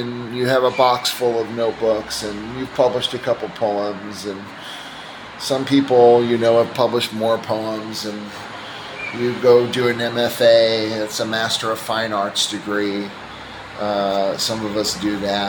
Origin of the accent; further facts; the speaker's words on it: United States; moved away as an adult; now in Gaziantep, Turkey; I'm not Turkish. My wife and daughter are Turkish. I'm an American, and I came to this country 5 years ago